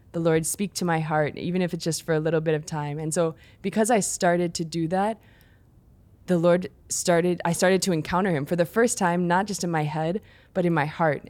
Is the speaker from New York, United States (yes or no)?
no; Chicago, Illinois, United States; I grew up in the Chicago area, in the suburbs there